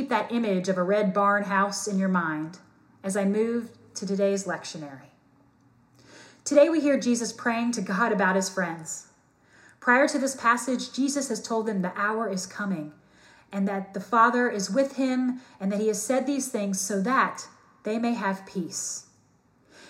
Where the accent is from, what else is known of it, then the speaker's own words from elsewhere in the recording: New Albany, Indiana, United States; I was born and raised in Southern Indiana in a town with the motto, New Albany, Indiana, the sunny side of Louisville, Kentucky.